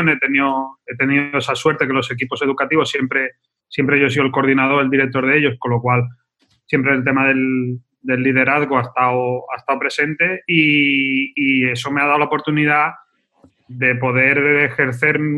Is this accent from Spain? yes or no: yes; Cádiz, Andalusia, Spain; moved away as an adult; now in Barcelona, Spain; Yo, yo soy de Cádiz y a los 23 años aproximadamente decido venirme a Barcelona, a Cataluña, a trabajar y a cumplir un sueño que era trabajar en el tema de la educación social.